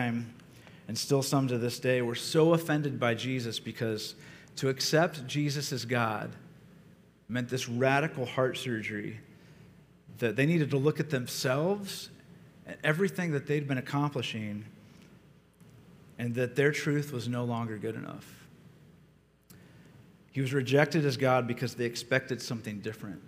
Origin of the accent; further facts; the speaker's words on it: Ohio, United States; I grew up in Ohio, and some of my earliest memories were of my mother taking me to church